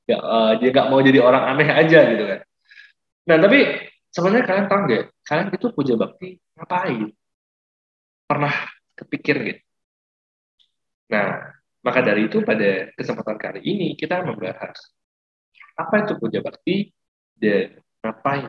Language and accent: Indonesian; Palembang, South Sumatra, Indonesia; saya dari Palembang.